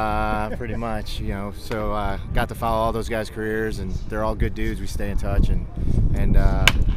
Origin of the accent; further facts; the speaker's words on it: suburb of Chicago, Illinois, United States; from suburb of Chicago.